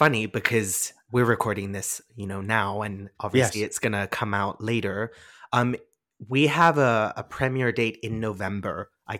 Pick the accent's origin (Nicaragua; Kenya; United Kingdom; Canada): United Kingdom; England; being English, yeah, my accent's a bit funny and all over the place.